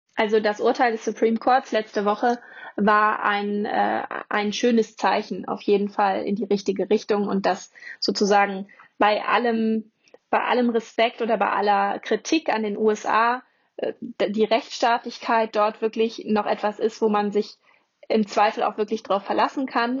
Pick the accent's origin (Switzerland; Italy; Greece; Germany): Germany; bei uns in Deutschland